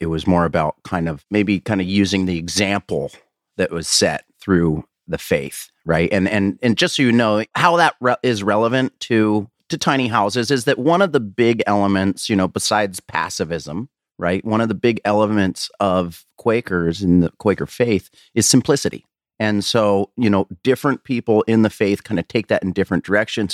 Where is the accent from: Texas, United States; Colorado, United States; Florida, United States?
Colorado, United States; moved away as an adult; also born or lived in Washington; I was actually twenty-three when I actually kind of moved out, I, uh, you know, out of Colorado anyways, out of my hometown